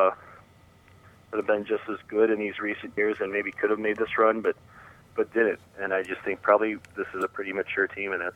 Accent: St. Louis, Missouri, United States; moved away as an adult; now in East Lansing, United States; I grew up in St. Louis, Missouri

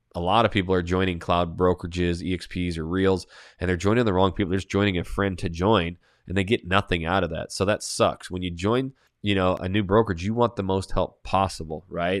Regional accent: Coeur d'Alene, Idaho, United States; I'm from Coeur d'Alene, Idaho, just south Canadian border

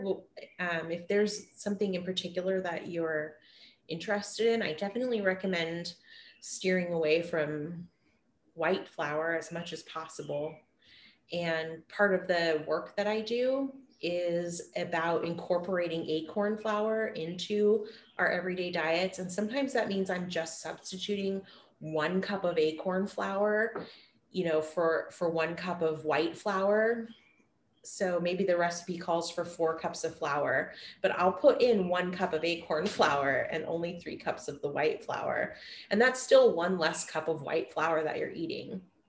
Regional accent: Hoopa, California, United States; And where I grew up in Hoopa, it was a major trade hub.

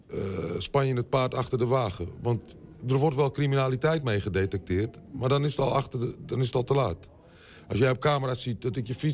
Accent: Amsterdam, Netherlands; also born or lived in Utrecht; Ik kom uit Amsterdam en Utrecht, dan is die lekker rustig.

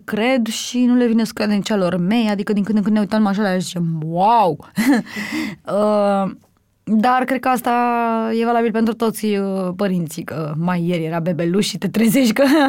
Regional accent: Romania; am crescut în Sălăjan

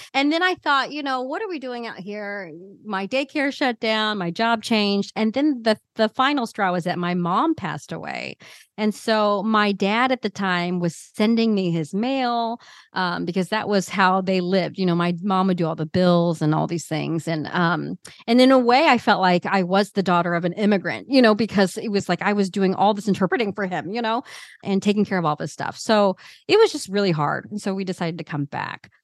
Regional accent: Midwest, United States; growing up in the Midwest

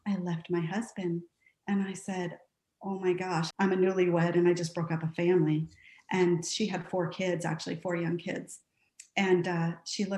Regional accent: Santa Barbara, California, United States; moved away as an adult; I grew up in Santa Barbara, California, married my high school sweetheart, and have been traveling around the United States for the last 20 years

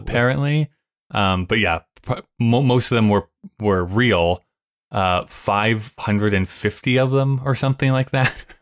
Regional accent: Alberta, Canada; we're from Alberta

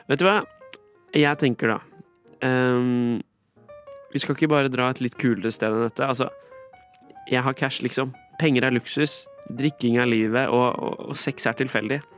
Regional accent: Skien, Vestfold og Telemark, Norway; Når jeg var tolv år gammel, sendte jeg en mail til restaurantkjeden Egon og spurte hvorfor ikke de holdt til i min hjemby Skien.

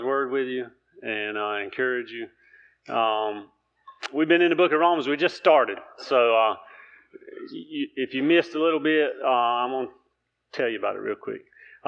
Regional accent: Keener, North Carolina, United States; I'm from Keener, North Carolina.

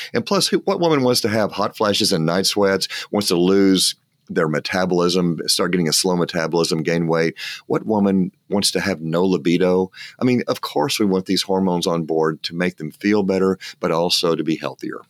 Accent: West Texas, United States; I'm from West Texas

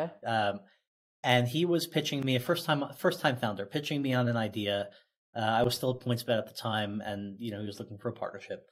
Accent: Oceanside, New York, United States; in my hometown of Oceanside, New York

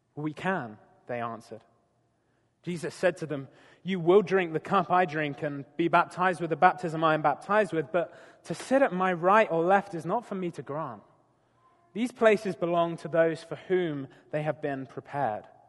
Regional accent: United Kingdom; moved away; I'm a Brit

